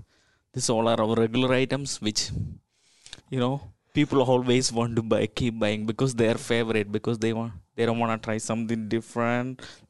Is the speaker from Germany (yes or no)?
no; Kerala, India; moved away; I'm from Kerala.